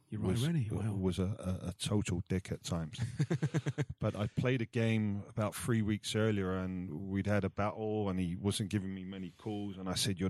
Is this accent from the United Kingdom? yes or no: yes; England, United Kingdom; moved away as an adult; also born or lived in Italy; growing up in England